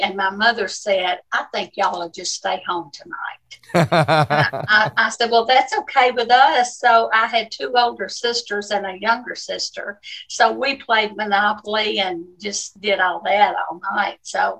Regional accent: Memphis, Tennessee, United States; also born or lived in Georgia; I was born in Georgia, but my grandfather called my dad and told him that they were hiring people at the railroad. So we all moved up here to Memphis. So I've been here since I was 2 years old.

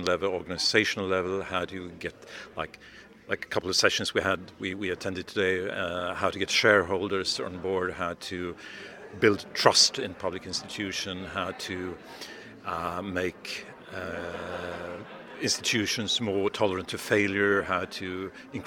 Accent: Sweden; I'm from Sweden

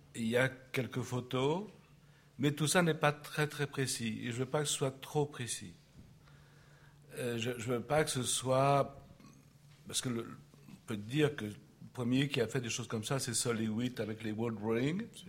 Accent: Paris, Île-de-France, France; je suis né à Paris euh, au XXe siècle

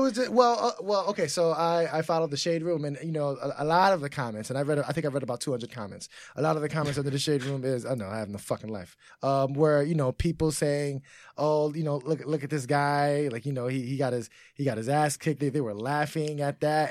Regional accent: New York City, New York, United States; also born or lived in Bronx, New York; I'm from New York, but I'm originally from Harlem

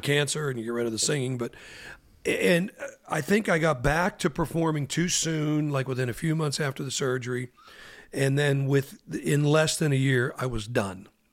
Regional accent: Pittsburgh, Pennsylvania, United States; growing up in Pittsburgh with the Stanley Theater

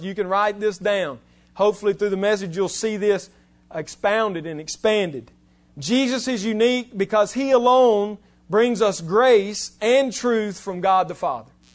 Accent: West Alabama, United States; I'm from West Alabama

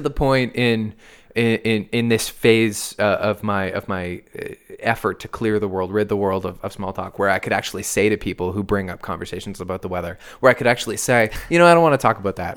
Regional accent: Canada; we're Canadian

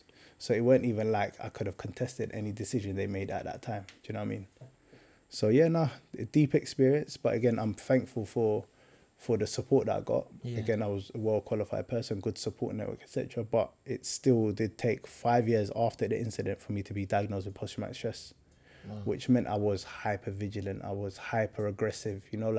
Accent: London, United Kingdom; Boy, I feel like it's the real South. I grew up in Stockwell, Brixton, that kind of area.

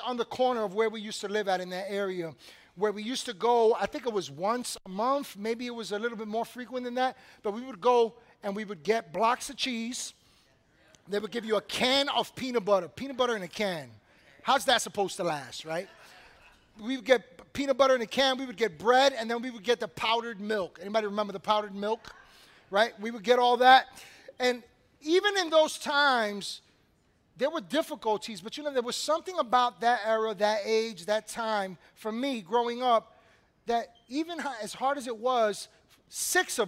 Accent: New York City, New York, United States; also born or lived in Washington Heights, New York City; growing up in Brooklyn on the corner of Evergreen and DeKalb

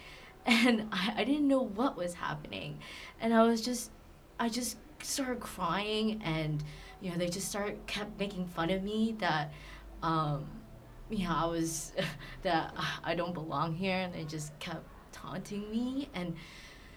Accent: Southern California, United States; I grew up in Southern California

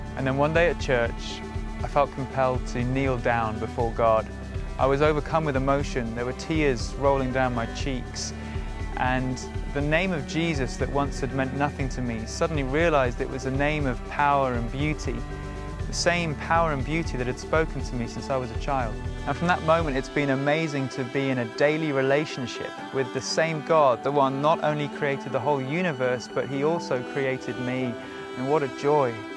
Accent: Shropshire, West Midlands, United Kingdom; I grew up in Shropshire

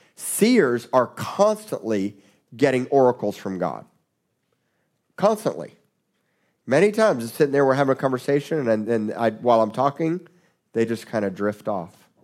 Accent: South Florida, United States; I grew up in South Florida

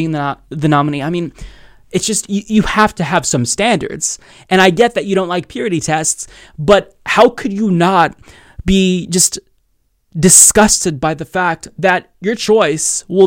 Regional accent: Oregon, United States; my home state of Oregon

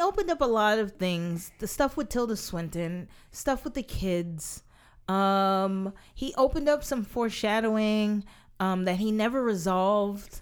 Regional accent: New York City, New York, United States; as a native New Yorker

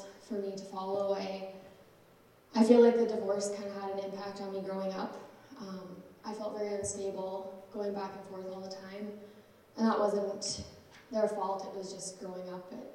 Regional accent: Regina, Saskatchewan, Canada; I was born and raised in Regina.

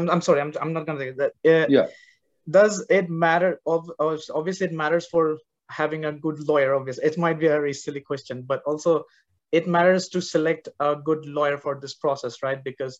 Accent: Bangladesh; now in United States; I'm from Bangladesh, not from India.

